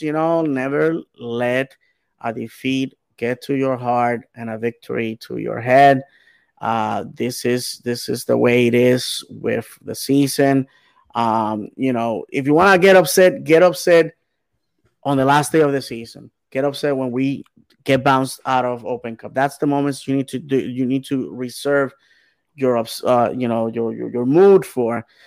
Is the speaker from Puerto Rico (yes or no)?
yes; Bayamón, Puerto Rico; my hometown of Bayamon, Puerto Rico